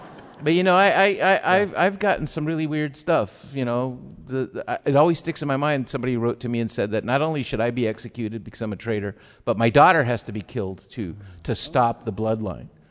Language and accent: English; San Diego, California, United States; accent: Tijuana; first language Spanish; English is a second language; also born or lived in Tijuana, Mexico; I came out of Tijuana, uh, was settled in, in Logan Heights uh, in San Diego